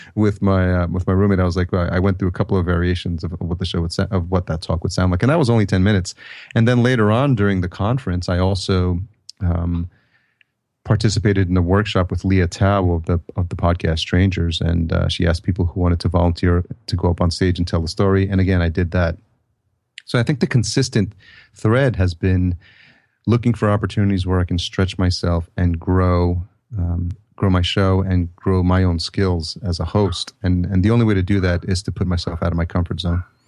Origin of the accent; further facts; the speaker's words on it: New York, United States; growing up in the East Coast in, in New York.